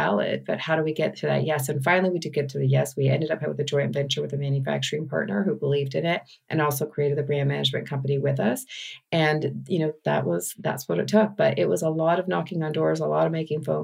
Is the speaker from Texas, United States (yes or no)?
yes; Texas, United States; I was from Texas.